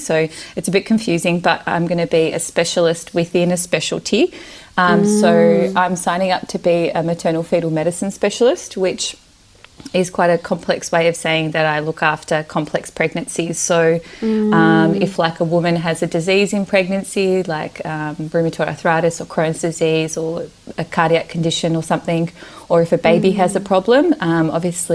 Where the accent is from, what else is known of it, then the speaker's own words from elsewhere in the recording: Melbourne, Victoria, Australia; English is a second language; also born or lived in Romania / Yugoslavia; I was born in Romania and moved to Australia when I was little, when I was five. I grew up in Melbourne, have always lived in Melbourne.